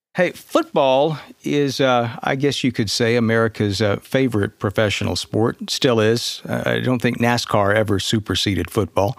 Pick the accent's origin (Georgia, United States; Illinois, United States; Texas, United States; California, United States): Georgia, United States; growing up in Georgia at the time